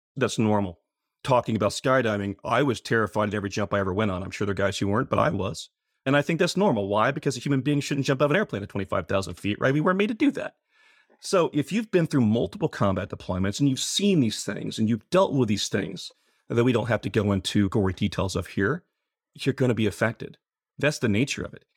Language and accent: English; Muskogee, Oklahoma, United States; I grew up in Muskogee Ca-, uh, Muskogee, Oklahoma